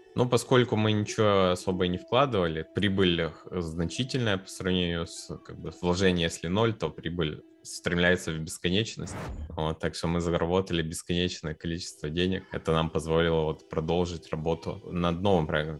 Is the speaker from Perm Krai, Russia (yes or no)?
yes; Perm, Perm Krai, Russia; мы из Перми